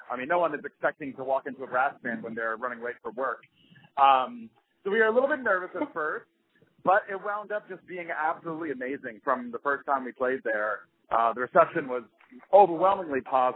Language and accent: English; New York City, New York, United States; I'm from Queens, which is the most ethnically diverse place in New York